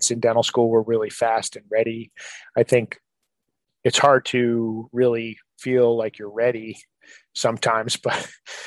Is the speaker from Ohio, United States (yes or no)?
no; New Jersey, United States; moved away as an adult; now in Maryland, United States; We're both from New Jersey